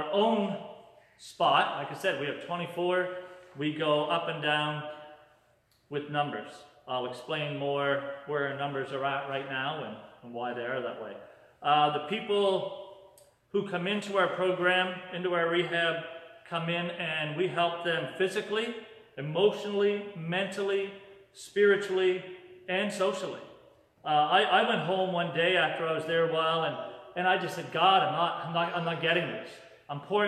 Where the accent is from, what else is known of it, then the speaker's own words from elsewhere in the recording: Yarmouth, Nova Scotia, Canada; now in Moncton, Canada; I'm originally from Yarmouth, Nova Scotia, and I live in Moncton